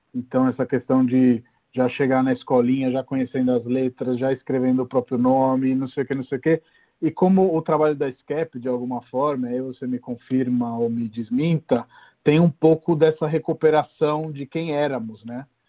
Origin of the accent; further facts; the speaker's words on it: Rome, Lazio, Italy; moved away; cresci em Roma, né? Então Roma é uma cidade bem mais tranquila do que São Paulo